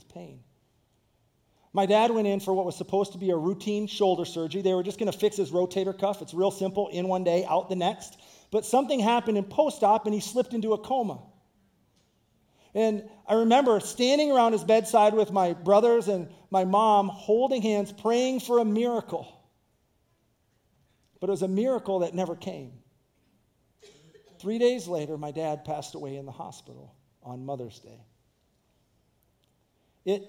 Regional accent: Grand Rapids, Michigan, United States; moved away as an adult; also born or lived in Kankakee; I grew up in Grand Rapids, Michigan

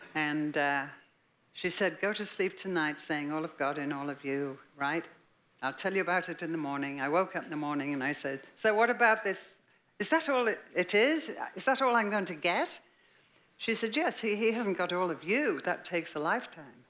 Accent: Liverpool, North West England, United Kingdom; born or raised there; moved away as an adult

